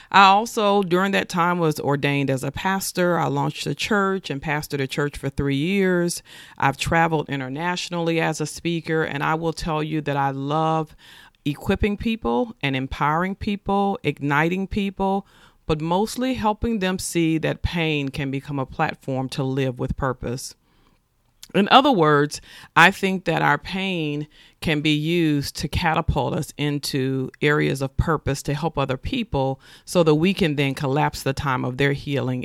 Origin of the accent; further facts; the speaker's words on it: Nashville, Tennessee, United States; I was born and raised in Nashville, Tennessee